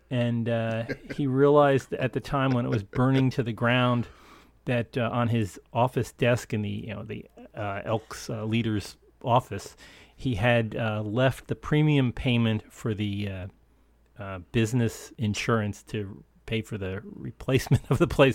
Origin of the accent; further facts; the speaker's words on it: upstate New York, United States; the local A M station in my, my hometown in upstate New York